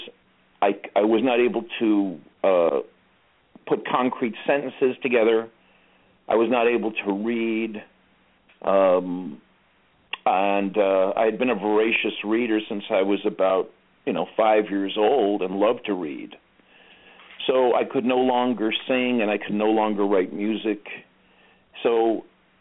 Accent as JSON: {"language": "English", "town": "Los Angeles", "region": "California", "country": "United States", "tie": "born or raised there", "said": "I was born and raised in Los Angeles. Actually, I was born in Hollywood"}